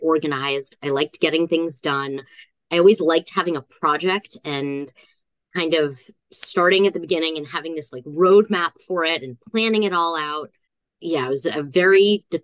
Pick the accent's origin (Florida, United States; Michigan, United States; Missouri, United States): Florida, United States; South; now in Philadelphia, United States; I grew up in South Florida, so very different from where I landed in Philadelphia